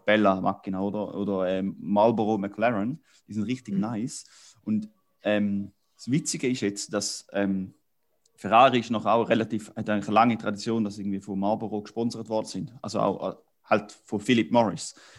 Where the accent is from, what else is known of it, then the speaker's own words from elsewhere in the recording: Switzerland; als äh, Appenzeller